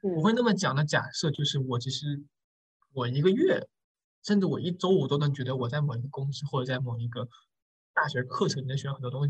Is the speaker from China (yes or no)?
yes; Guangdong, China; 我们都是广东人嘛